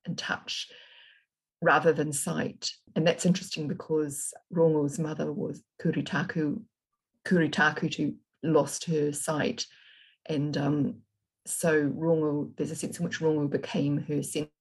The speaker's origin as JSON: {"language": "English", "region": "Auckland", "country": "New Zealand", "tie": "born or raised there", "also_born_or_lived": "Britain", "lives_now": "Whangarei, New Zealand", "said": "I spent most of my young years in South Auckland, and the farm where Manuka City was built was actually, I actually lived on a farmhouse there"}